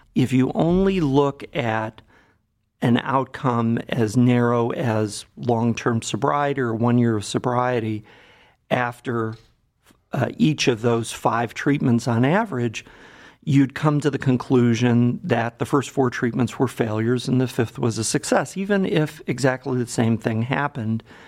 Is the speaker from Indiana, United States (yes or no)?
no; Cleveland, Ohio, United States; also born or lived in Boston; I grew up in Cleveland, so I'm a native Clevelander